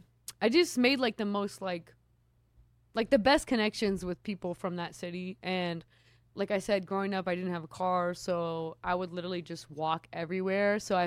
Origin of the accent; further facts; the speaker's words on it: Norwalk, California, United States; also born or lived in South Los Angeles; I grew up in Norwalk.